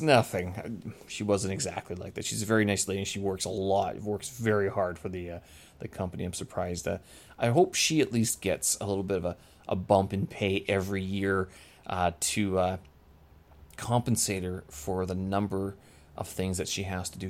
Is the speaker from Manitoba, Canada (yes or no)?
yes; Winnipeg, Manitoba, Canada; moved away; my hometown, Winnipeg